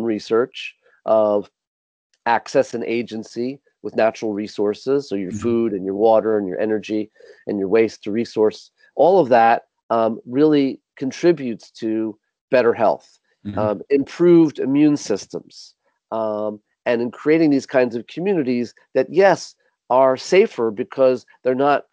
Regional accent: New York City, New York, United States; I grew up mm-hmm. in Manhattan. I grew up in New York City

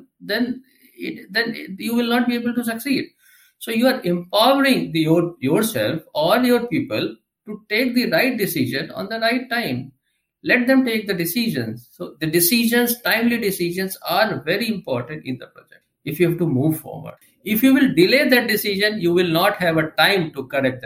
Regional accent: India; also born or lived in New Delhi; I am from India. Currently, I am settled in the capital region of India, that is New Delhi.

